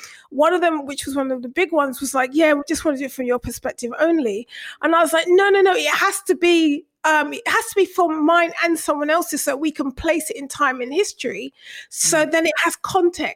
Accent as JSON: {"language": "English", "region": "London", "country": "United Kingdom", "tie": "born or raised there", "said": "I was born and bred in Brixton, born and raised in Brixton. I lived in army bases till I was about 5."}